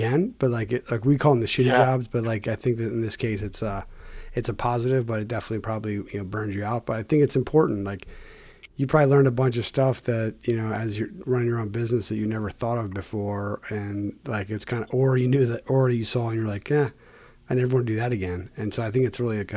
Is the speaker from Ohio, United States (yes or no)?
no; Philadelphia, Pennsylvania, United States; my hometown is just like, there's all these communities, but it's such a super diverse city.